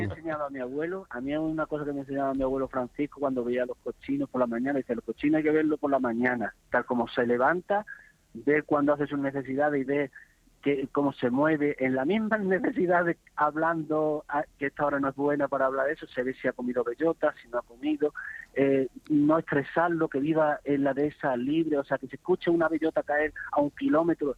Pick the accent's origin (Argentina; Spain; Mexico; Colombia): Spain; Monesterio, Extremadura; mi pueblo, monasterio, un pueblo gastronómico